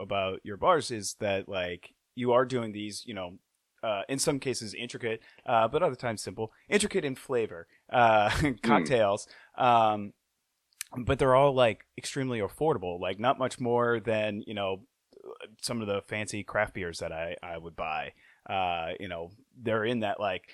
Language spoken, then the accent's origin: English; Metairie, Louisiana, United States; now in New Orleans, United States; I grew up in Metairie